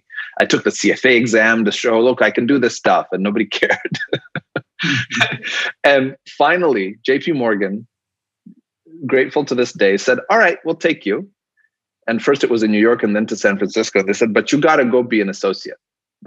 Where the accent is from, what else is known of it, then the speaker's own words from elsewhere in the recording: Nairobi, Kenya; I came from Nairobi, which is your background. And I'm like, why doesn't Nairobi look like Dubai?